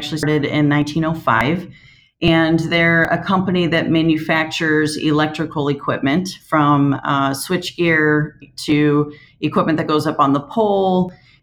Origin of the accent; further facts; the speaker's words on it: Moline, Illinois, United States; that was my hometown